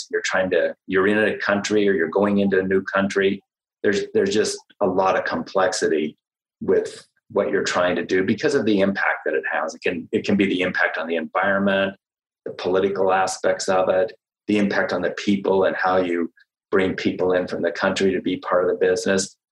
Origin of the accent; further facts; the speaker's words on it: United States; myself being an American